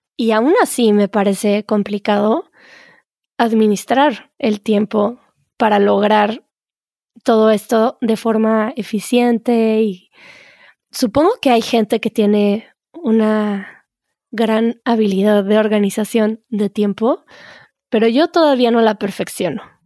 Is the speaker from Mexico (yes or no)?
yes; Mexico; en México decimos eso